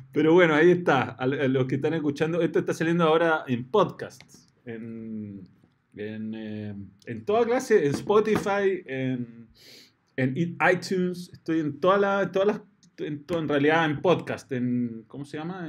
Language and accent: Spanish; Chile; el chileno que hacía las transmisiones a la U